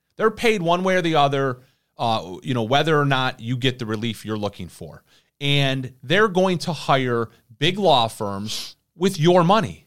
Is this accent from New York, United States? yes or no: yes; Irondequoit, New York, United States; my hometown right here in Aranda Coit, New York